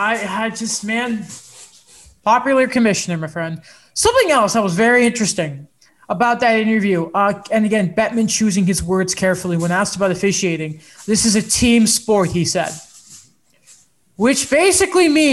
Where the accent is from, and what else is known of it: England, United Kingdom; now in Canada